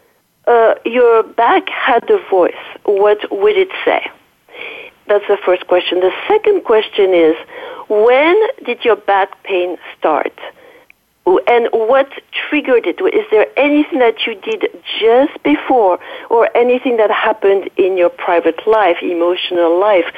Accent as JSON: {"language": "English", "town": "Paris", "region": "Île-de-France", "country": "France", "tie": "born or raised there", "accent": "French", "second_language": "English", "moved": "yes", "said": "excuse my French accent. I'm from a French origin. I was raised in Paris."}